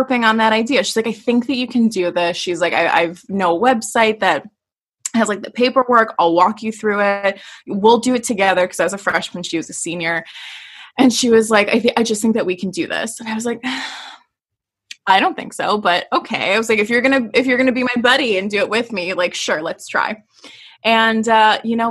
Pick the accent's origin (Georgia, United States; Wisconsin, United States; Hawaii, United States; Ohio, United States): Wisconsin, United States; Door County; also born or lived in Oshkosh, Wisconsin; so I live in Wisconsin and I'm originally from Door County, which is the thumb.